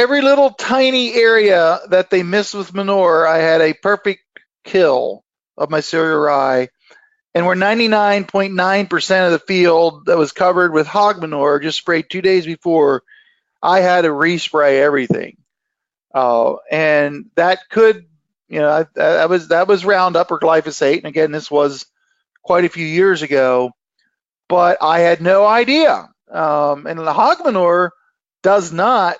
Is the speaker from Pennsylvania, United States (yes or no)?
yes; Lancaster County, Pennsylvania, United States; I'm from Lancaster County, Pennsylvania